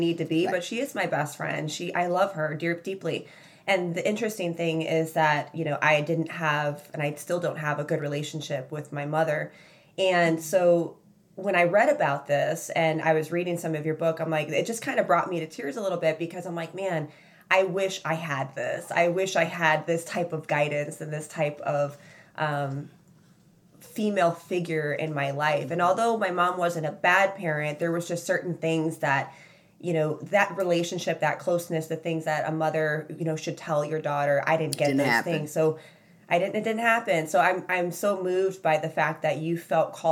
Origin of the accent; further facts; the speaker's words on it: Chicago, Illinois, United States; When I grew up, I grew up in Chicago